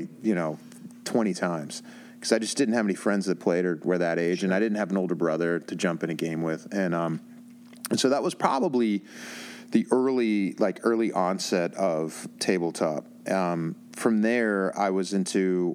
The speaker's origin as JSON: {"language": "English", "town": "Pittsburgh", "region": "Pennsylvania", "country": "United States", "tie": "born or raised there", "said": "back in my hometown in Pittsburgh"}